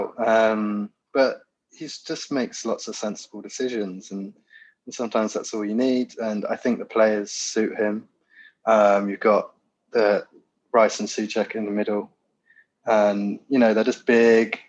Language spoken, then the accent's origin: English; Land's End, Cornwall, South West England, United Kingdom; moved away as an adult; also born or lived in Bristol / London; I'm from Cornwall originally, very, very southwest. Grew up in a place called Land's End, so the furthest place you could go.